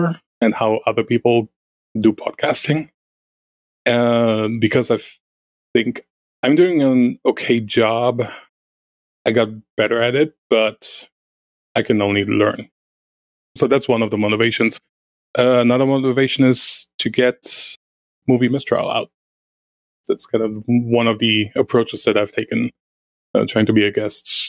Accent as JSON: {"language": "English", "country": "Germany", "first_language": "German", "second_language": "English", "moved": "yes", "said": "I'm native German"}